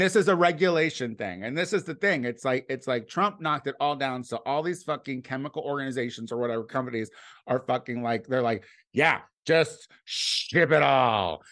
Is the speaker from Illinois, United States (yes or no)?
yes; Clinton, Illinois, United States; moved away; my hometown was, uh, like, a little hub of train track connections